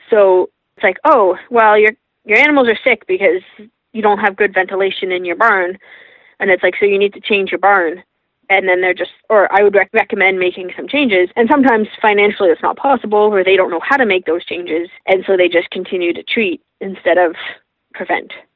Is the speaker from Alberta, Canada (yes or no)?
no; Toronto, Ontario, Canada; I grew up in Toronto